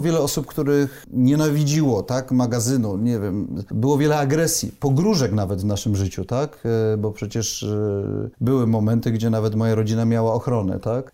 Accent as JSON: {"language": "Polish", "town": "Poznań", "region": "Greater Poland", "country": "Poland", "said": "Pochodzę z Poznania"}